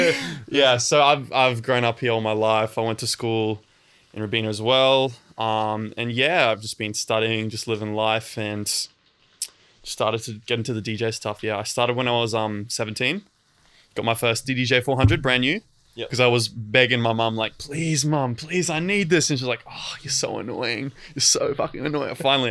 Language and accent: English; Gold Coast, Queensland, Australia; I've been on the Gold Coast since I was little, like all my life. I've grew up in like the same house since I was like 2 years old.